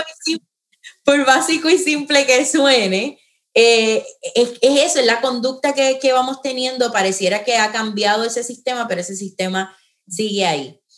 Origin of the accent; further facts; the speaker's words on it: San Juan, Puerto Rico; now in Florida, United States; Yo soy eh, natural de San Juan, en este momento vivo en, en Florida